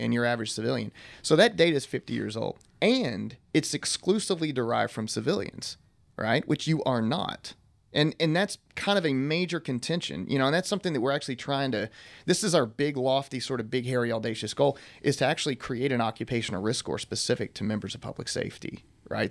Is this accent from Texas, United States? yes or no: yes; East Texas, United States; I'm from East Texas